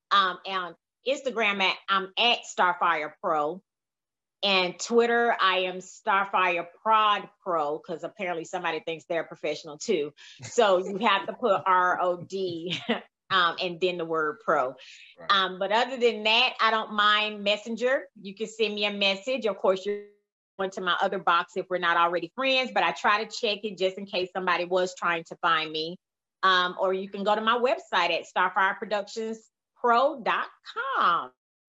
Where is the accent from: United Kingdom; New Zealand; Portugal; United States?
United States; Mississippi; now in Dallas, United States; Okay. I've been in Dallas now almost 20 years next year. And everybody calls me … And it does not bother me because that's where I'm from.